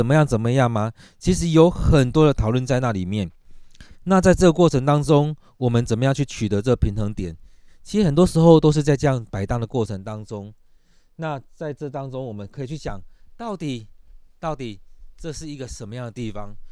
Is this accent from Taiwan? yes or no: yes; Taiwan; 我们台湾人